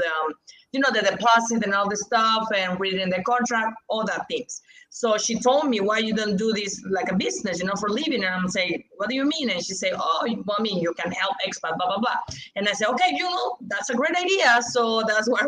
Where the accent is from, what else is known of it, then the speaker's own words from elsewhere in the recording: Mexico; English is a second language; here in Mexico